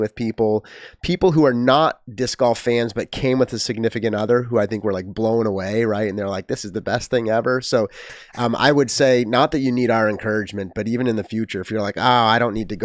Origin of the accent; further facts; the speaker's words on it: United States; I'm not German. I'm American.